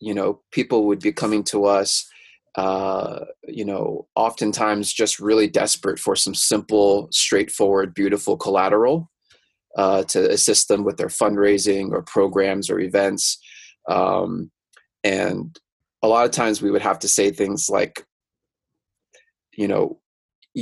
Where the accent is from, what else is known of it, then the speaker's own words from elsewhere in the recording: Mountain View, California, United States; I'm originally from Mountain View, California. That's like an hour south of San Francisco